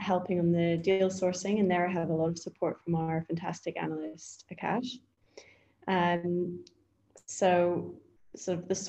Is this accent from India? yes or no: no; Scotland, United Kingdom; moved away as an adult; also born or lived in Edinburgh / Berlin, Germany; now in London, United Kingdom; I grew up in Scotland